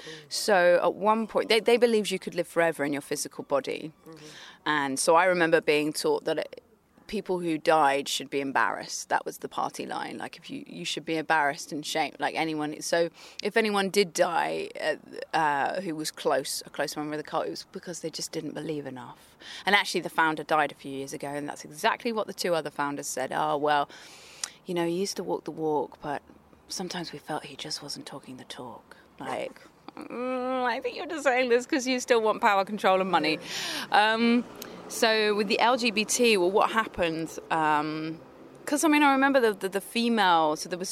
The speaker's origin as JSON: {"language": "English", "town": "Bristol", "region": "South West England", "country": "United Kingdom", "tie": "born there", "also_born_or_lived": "London", "said": "So I was born in Bristol, and we moved back and forth for a while, and we moved to London"}